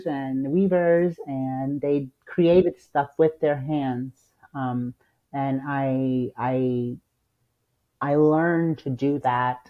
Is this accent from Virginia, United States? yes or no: yes; Virginia, United States; born or raised there; also born or lived in San Salvador, El Salvador / New Jersey; now in Washington, D.C., United States